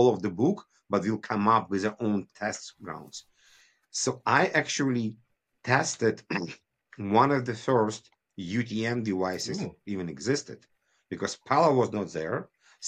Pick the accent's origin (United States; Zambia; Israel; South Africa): Israel; moved away as an adult; also born or lived in Kyiv, Ukraine; now in Canada; I moved from Kyiv, Ukraine in 1990s with my family. It was still USSR. We moved to Israel. My father decided it's a better future.